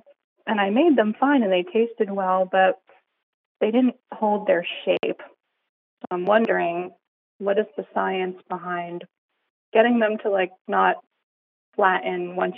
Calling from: New Jersey, United States; I'm calling from New Jersey.

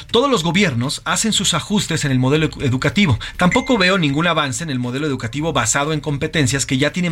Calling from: Hermosillo, Sonora, Mexico; Les saludo eh, … desde Hermosillo y yo como buen norteño tengo mi propuesta para la música de esta semana.

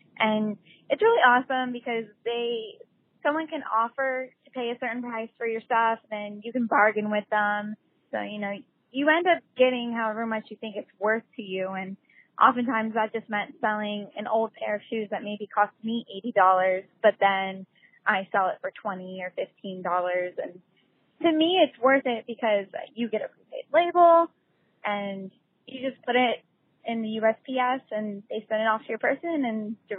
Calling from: Fort Lauderdale, Florida, United States; I'm calling from Fort Lauderdale, Florida.

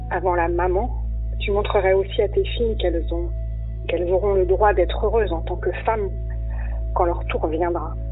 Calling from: Nantes, Pays de la Loire, France; Bonjour, euh … de Nantes d'abord, je veux remercier Florence de nous offrir cet espace de parole.

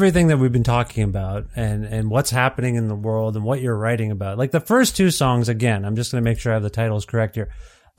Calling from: Alberta, Canada; I'm calling you from Alberta.

